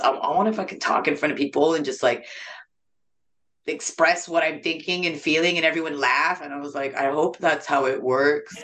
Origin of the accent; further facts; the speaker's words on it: San Jose, California, United States; also born or lived in Japan; So I was just raised in San Jose. I wasn't born in San Jose.